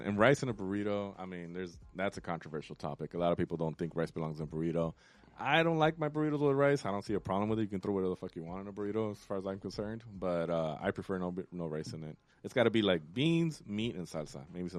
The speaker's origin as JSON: {"language": "English", "town": "Los Angeles", "region": "California", "country": "United States", "tie": "born or raised there", "said": "I grew up on the West Side."}